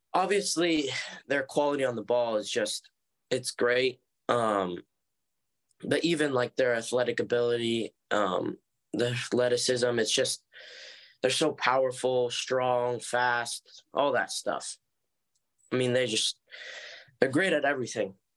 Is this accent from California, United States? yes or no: yes; Oceanside / Cardiff by the Sea, San Diego, California, United States; grew up in Oceanside, um, until I was about eight years